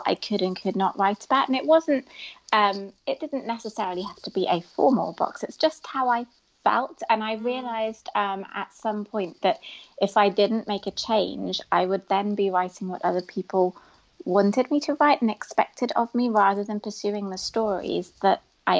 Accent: United Kingdom; a British Muslim female Asian young woman

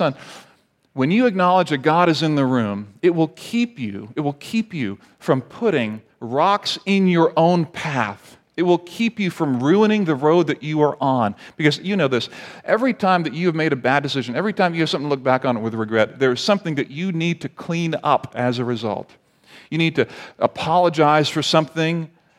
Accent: Barbados; And I grew up in the Caribbean in Barbados. Parents are missionaries.

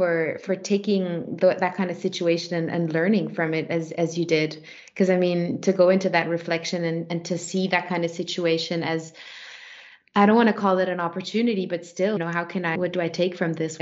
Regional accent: Switzerland; I was born by default in Switzerland and not in Kenya

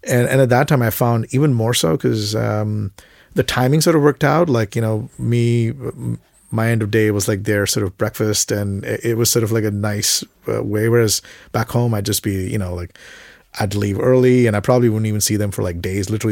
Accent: Mumbai, Maharashtra, India; moved away as an adult; also born or lived in Sudbury, Canada / Toronto, Canada; now in Canada; I grew up in Bombay

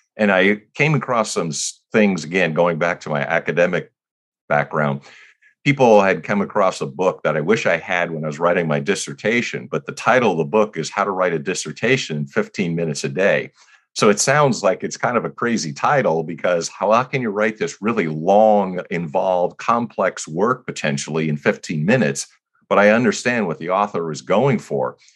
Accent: New Jersey, United States; now in California, United States; We were growing up in New Jersey.

